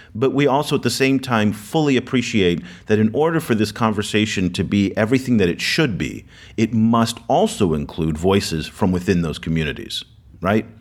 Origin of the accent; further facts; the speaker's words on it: United States; I'm from the United States.